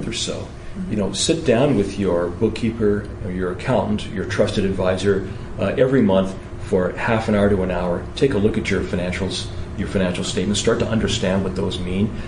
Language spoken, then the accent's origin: English; United Kingdom; moved away; I'm actually from Britain originally